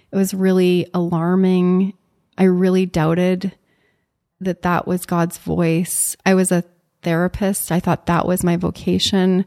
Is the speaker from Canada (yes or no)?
yes; Canada; moved away as an adult; also born or lived in Chicago; as a Canadian